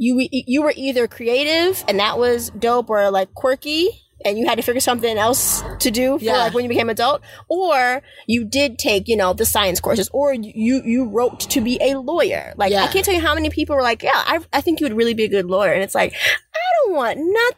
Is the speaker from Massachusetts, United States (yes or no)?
yes; Boston, Massachusetts, United States; I'm not a first generation immigrant, I was born here in the United States in Boston.